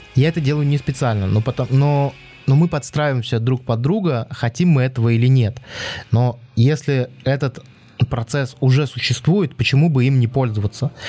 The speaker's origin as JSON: {"language": "Russian", "country": "Belarus", "accent": "Belarusian", "said": "мне сразу все говорят, ты белорус. Хотя я белорусскую мову плохо знаю, ну, в школе учил"}